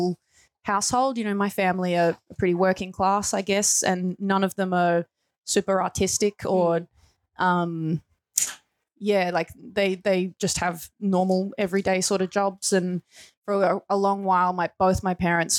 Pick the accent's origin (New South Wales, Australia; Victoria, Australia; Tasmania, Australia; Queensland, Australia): Victoria, Australia; Gippsland; I grew up in Gippsland